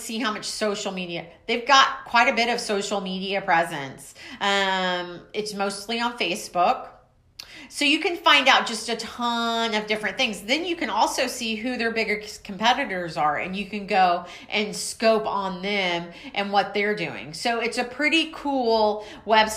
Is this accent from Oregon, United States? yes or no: no; Waco, Texas, United States; I'm from Waco, Texas